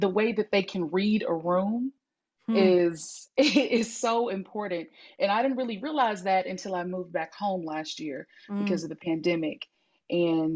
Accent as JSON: {"language": "English", "town": "Hattiesburg", "region": "Mississippi", "country": "United States", "also_born_or_lived": "San Francisco, California", "said": "I am from Hattiesburg, Mississippi"}